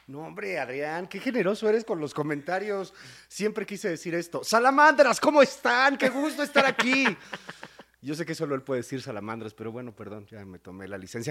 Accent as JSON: {"language": "Spanish", "region": "Mexico City", "country": "Mexico", "also_born_or_lived": "Querétaro", "moved": "as an adult", "said": "soy de la Ciudad de México, pero viví mucho tiempo en Querétaro."}